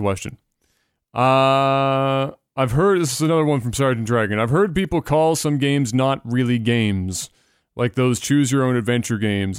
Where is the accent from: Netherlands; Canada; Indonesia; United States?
Canada; as a Canadian